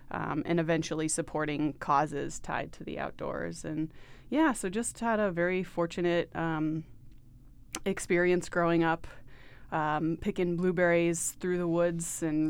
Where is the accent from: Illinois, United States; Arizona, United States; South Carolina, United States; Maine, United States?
Maine, United States; So I grew up in Maine.